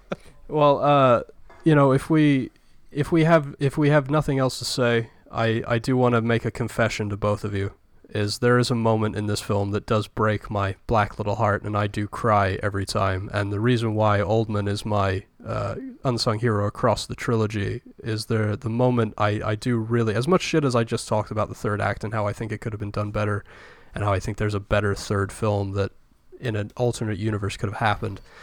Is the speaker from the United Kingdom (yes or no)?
yes; United Kingdom; as a British person, not really, like, growing up with Michael Caine movies